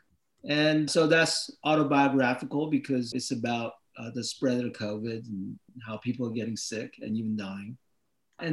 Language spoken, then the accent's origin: English; United States; I'm Korean American.